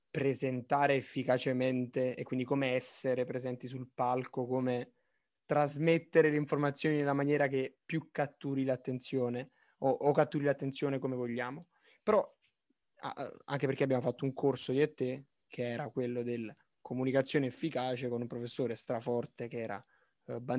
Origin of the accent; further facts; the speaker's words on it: Naples, Campania, Italy; sono di Napoli